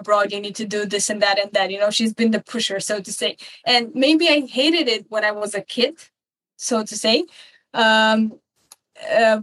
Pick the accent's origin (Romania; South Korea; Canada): Romania; Bucharest; moved away as an adult; now in Copenhagen, Denmark; I currently live in Copenhagen, Denmark, but I'm originally from Bucharest, Romania. And I have to say that I used to live like I lived for 20 years back in Romania